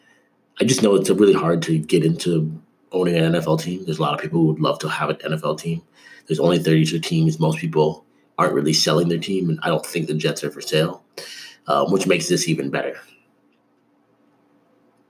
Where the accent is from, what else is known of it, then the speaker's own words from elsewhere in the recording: Canada; now in United States; I grew up in Canada